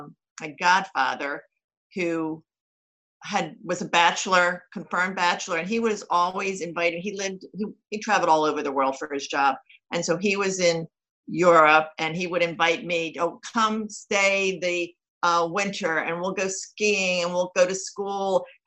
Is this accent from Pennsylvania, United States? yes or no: yes; Levittown, Pennsylvania, United States; also born or lived in Philadelphia; Well, physically, I was born in Philadelphia Hospital, but I grew up in Levittown, Pennsylvania. And I was pretty traditional, working class to middle class upbringing